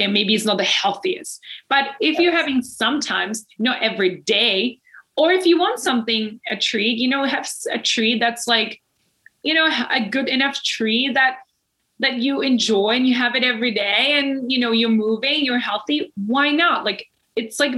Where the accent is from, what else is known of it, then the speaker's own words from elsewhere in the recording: Czechia; moved away; I come from the Czech Republic. I come from Europe.